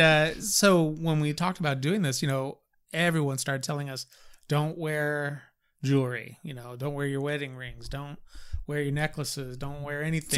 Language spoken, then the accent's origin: English; California, United States; I was born and raised in California